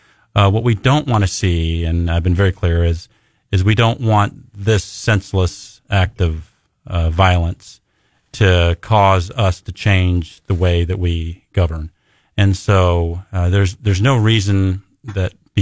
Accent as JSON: {"language": "English", "town": "Lee's Summit", "region": "Missouri", "country": "United States", "said": "I'm a Lee Summitian first"}